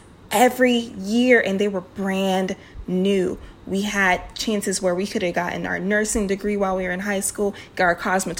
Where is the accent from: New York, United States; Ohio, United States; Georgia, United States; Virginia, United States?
Virginia, United States; Alexandria; I grew up in Alexandria, Virginia, we grew up next to senators and ambassadors. We had a high tax income neighborhood or neighborhoods within itself.